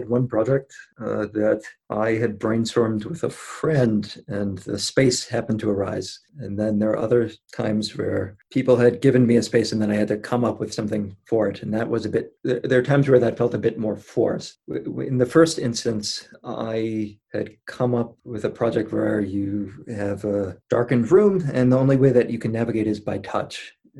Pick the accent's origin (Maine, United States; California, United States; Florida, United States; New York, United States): Maine, United States; I'm from Maine.